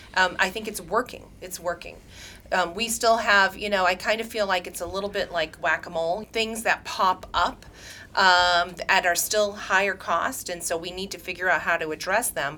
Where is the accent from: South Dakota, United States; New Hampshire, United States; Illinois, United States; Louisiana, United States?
New Hampshire, United States; now in Massachusetts, United States; I grew up in New Hampshire.